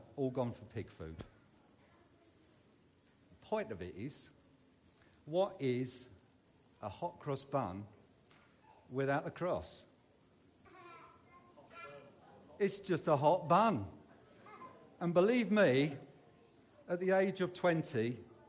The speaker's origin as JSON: {"language": "English", "region": "London", "country": "United Kingdom", "tie": "born or raised there", "moved": "as an adult", "lives_now": "Derbyshire, United Kingdom", "said": "As you can tell, I am not from Derbyshire by my accent. I was brought up in southeast London. Some people will know the wonderful area of Sydenham"}